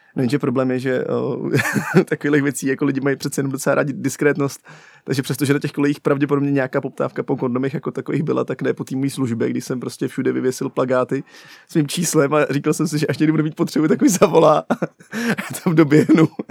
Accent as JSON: {"language": "Czech", "town": "Pardubice", "region": "Pardubice Region", "country": "Czechia", "said": "jsem z Pardubic, že jo, a tam to, to je taková placka na zemi."}